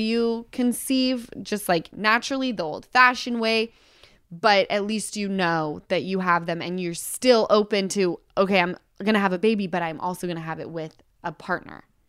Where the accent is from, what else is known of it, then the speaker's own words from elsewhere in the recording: Utah, United States; moved away; I come from Utah